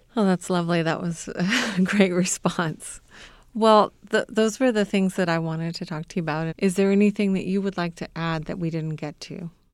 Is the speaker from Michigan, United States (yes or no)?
no; Southern California, United States; now in Indiana, United States; I grew up in Southern California